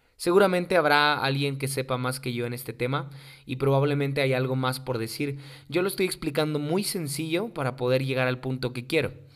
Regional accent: Mexico; muchos mexicanos ni siquiera sabemos

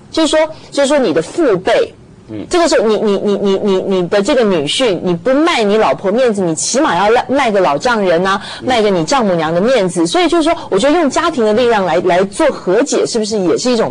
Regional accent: Taiwan; 我们台湾人说

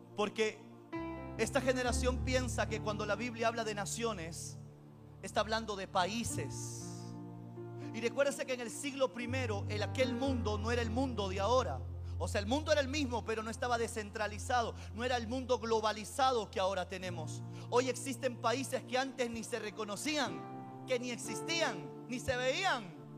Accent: Peru

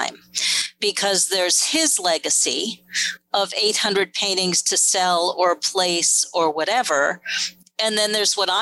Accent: New York, United States; I grew up in New York

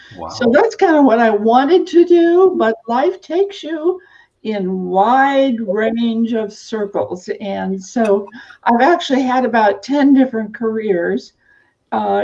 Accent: Eastern Oregon, United States; I actually grew up on a farm / ranch in Eastern Oregon

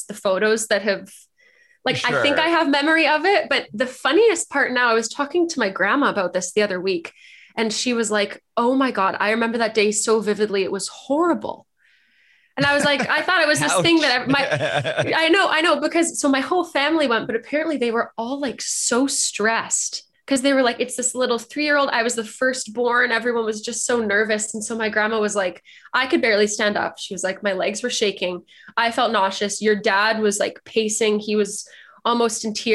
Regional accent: outside of Vancouver, BC, British Columbia, Canada; born and raised. I mean, I grew up outside of Vancouver, like a suburb

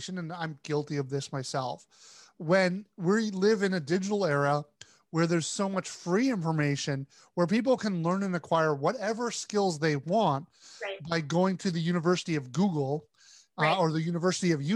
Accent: Canada; we're both Canadians.

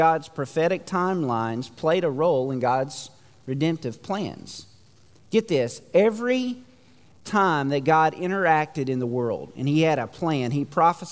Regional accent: United States; American Christians living in the 21st century

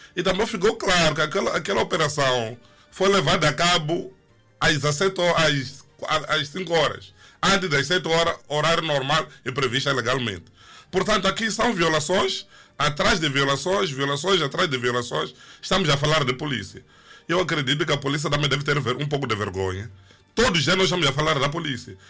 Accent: Mozambique; aqui em Moçambique

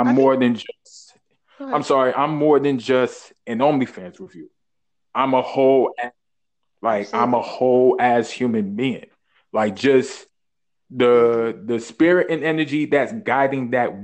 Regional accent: New York City, New York, United States; born and raised in Brooklyn.

